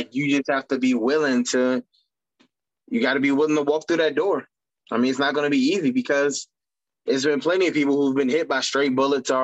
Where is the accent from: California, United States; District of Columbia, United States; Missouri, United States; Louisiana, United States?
District of Columbia, United States; Washington; when I was growing up, there wasn't wrestling in our hometown, like in DC